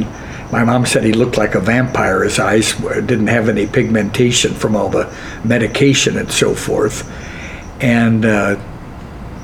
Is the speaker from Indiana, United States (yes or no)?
yes; Richmond, Indiana, United States; moved away; I'm from Richmond, Indiana, a Quaker town